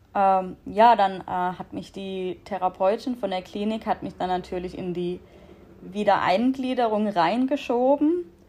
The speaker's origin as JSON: {"language": "German", "area": "Black Forest", "region": "Baden-Württemberg", "country": "Germany", "said": "ich bin 28 Jahre alt aus dem schönen Schwarzwald, wie man wahrscheinlich ab und zu an meinem Dialekt hören wird."}